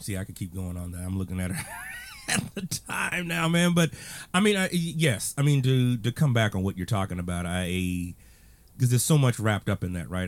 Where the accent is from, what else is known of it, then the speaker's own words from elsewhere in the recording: Texas, United States; I was born in Texas, regrettably, but I was born in Texas.